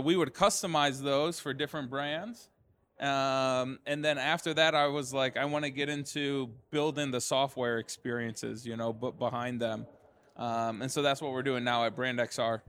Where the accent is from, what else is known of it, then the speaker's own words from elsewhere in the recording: Detroit, Michigan, United States; We started in Detroit, you know, which is my hometown